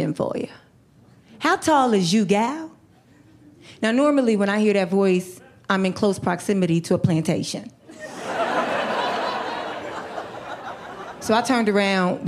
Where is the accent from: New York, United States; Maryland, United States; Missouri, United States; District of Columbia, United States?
New York, United States; now in Los Angeles, United States; I grew up in New York